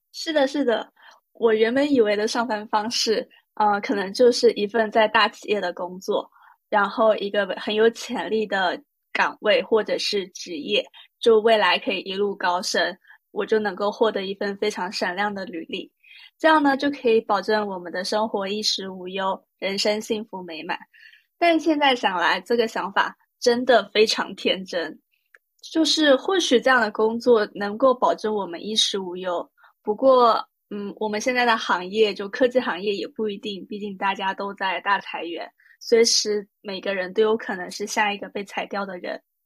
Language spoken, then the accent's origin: Chinese; Taipei, Taiwan; moved away as an adult; also born or lived in Shanghai, China / Hong Kong; now in Shenzhen, China; 来自台北跟上海 就我是在上海出生，然后到台北接受台湾的义务教育。后面我去香港念大学，自从在二零一六年，就是我完成了大学学业以后，我就一直在深圳工作